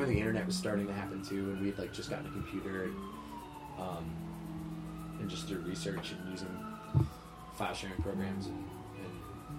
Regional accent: Cherry Hill, New Jersey, United States; I grew up in New Jersey. I grew up in a town called Cherry Hill. It's maybe like 15, 20 minutes outside of Philadelphia.

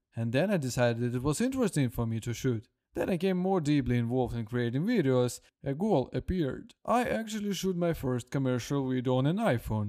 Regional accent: Brest, Brest Region, Belarus; now in Minsk, Belarus; And I also wanted to move to Minsk. I'm from Brest.

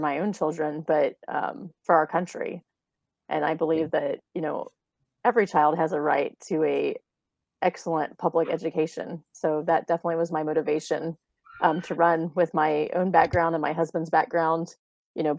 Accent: rural Missouri, United States; moved away as an adult; now in Texas, United States; I am not originally from Texas. My husband and I are both from Missouri. Mm-hmm. We both grew up in rural Missouri

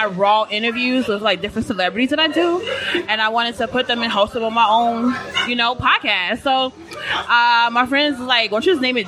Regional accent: Chicago, Illinois, United States; moved away as an adult; now in Elizabeth, United States; I'm from Chicago, too.

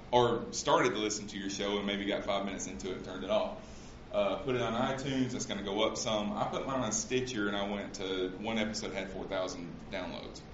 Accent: Central Alabama, United States; I grew up in Central Alabama, so sometimes my grammar is not exactly correct

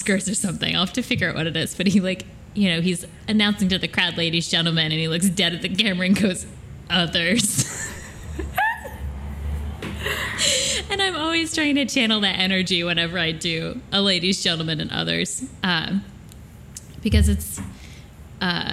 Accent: upstate New York, United States; accent: upstate New York; I had a bad upstate New York accent day today.

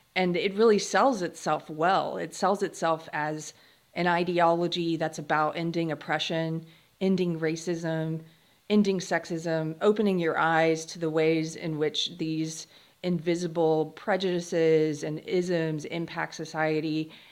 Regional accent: South Carolina, United States; I grew up in South Carolina

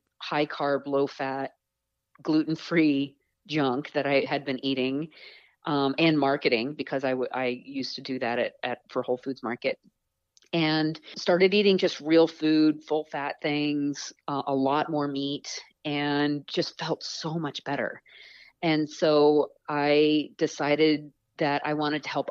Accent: Eastern Long Island, New York, United States; I grew up on Eastern Long Island

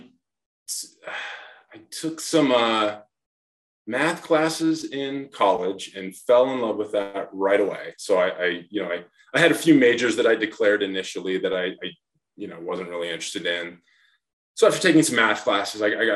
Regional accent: Lewistown, Montana, United States; I grew up in a really small town, Lewistown, Montana

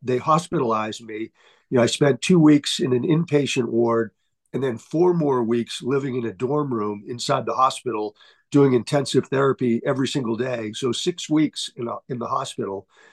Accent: Holbrook, Massachusetts, United States; moved away as an adult; also born or lived in Brockton, Massachusetts / Darmstadt, Germany; I grew up in Holbrook, uh, about 15 miles south of uh, Boston

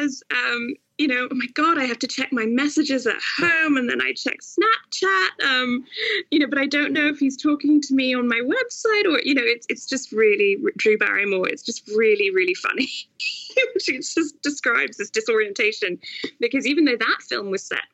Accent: Singapore; moved away; also born or lived in York / Cambridge / Oxford; I grew up, in Asia, in Singapore specifically

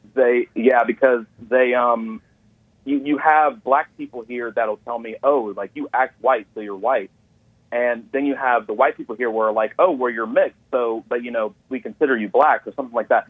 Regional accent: Atlanta, Georgia, United States; also born or lived in Gwinnett County, Georgia; I was born in Atlanta, but I, I live in, uh, Gwinnett, Gwinnett County

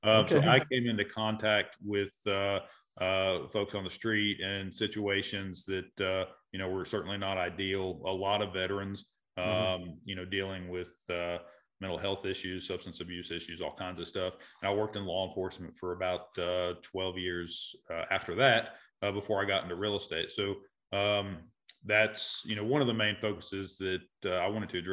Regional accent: Asheville, North Carolina, United States; I am native to Asheville. I'm a real estate broker here in Western North Carolina. Born and raised in North Asheville area

